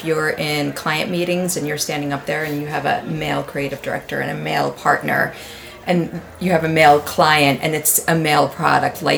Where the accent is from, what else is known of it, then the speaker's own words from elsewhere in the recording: New York, United States; moved away; also born or lived in North Carolina; I worked in North Carolina as a copywriter, but so I grew up in New York